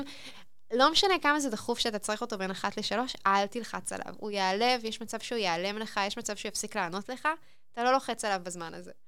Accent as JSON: {"language": "Hebrew", "country": "Israel", "said": "אנחנו ישראלים"}